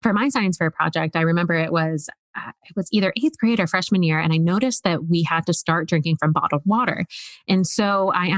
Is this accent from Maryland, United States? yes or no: yes; Woodbine, Maryland, United States; moved away; also born or lived in New York; I'm from Woodbine, Maryland.